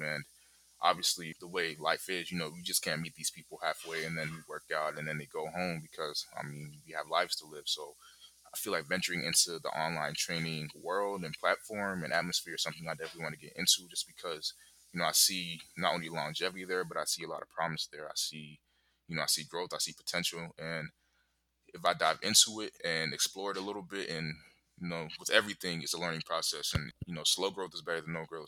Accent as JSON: {"language": "English", "region": "Kinshasa", "country": "DR Congo", "moved": "yes", "lives_now": "Charlotte, United States", "said": "I currently live in Charlotte. I'm from the Congo, I'm from the capital, Kinshasa"}